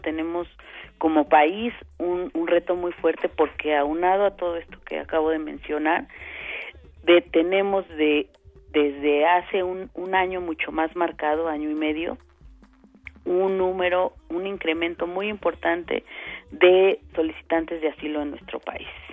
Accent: Mexico; nosotros, por ejemplo, aquí en, en, en México

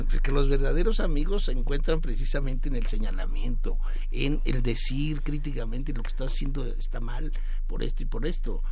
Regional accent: Mexico

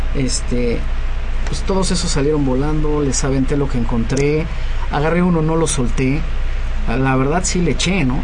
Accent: Mexico; yo creo en mi país, creo en México

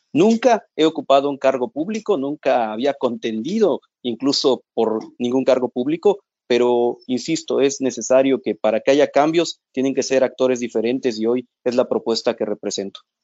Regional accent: Mexico; como mexicanos

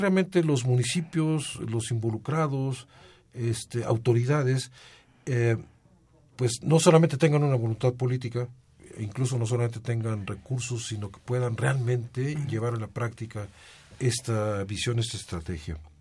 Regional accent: Mexico; como mexicanos

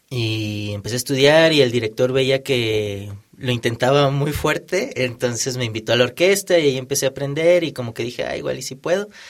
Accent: Monterrey, Nuevo León, Mexico; yo soy de Monterrey.

